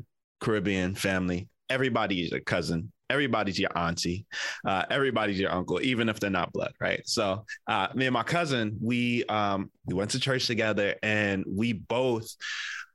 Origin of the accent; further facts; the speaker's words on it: New Jersey, United States; moved away as an adult; also born or lived in Oklahoma; now in San Francisco Bay Area, United States; I grew up in Jersey